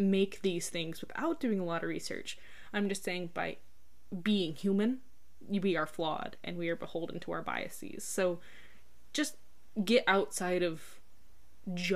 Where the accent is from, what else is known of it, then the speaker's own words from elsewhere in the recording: United States; As an American, like, I'm used to, I grew up with a lot of fairy tales